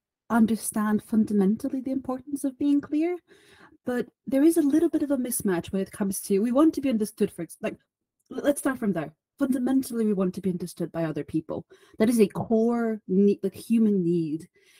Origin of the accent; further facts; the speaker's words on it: Bulgaria; now in United Kingdom; Originally, I'm from Bulgaria. But at the moment, you will find me at the beautiful part of the UK in the northeast